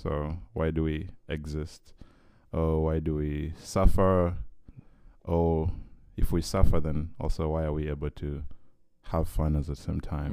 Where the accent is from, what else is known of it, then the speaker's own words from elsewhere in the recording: Uganda; moved away as an adult; now in Vancouver, Canada; I come from Uganda